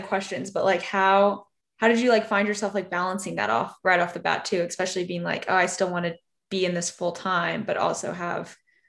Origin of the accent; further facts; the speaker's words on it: Arkansas, United States; Yeah, I'm from Arkansas, actually.